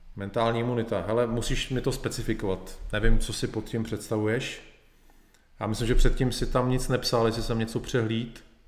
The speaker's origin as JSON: {"language": "Czech", "country": "Czechia", "said": "u nás v Čechách"}